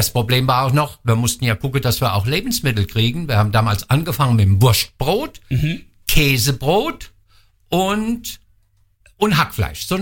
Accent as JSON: {"language": "German", "town": "Wallhausen", "region": "Rhineland-Palatinate", "country": "Germany", "tie": "born or raised there", "said": "ich bin gebürtiger Wallhäuser, da wird halt äh, Wallhäuser Lattwerch gegessen, das ist immer gut gelaufen."}